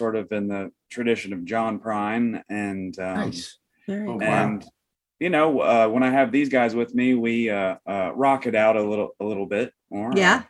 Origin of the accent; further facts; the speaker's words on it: Rockbridge, Ohio, United States; I'm from Rockbridge.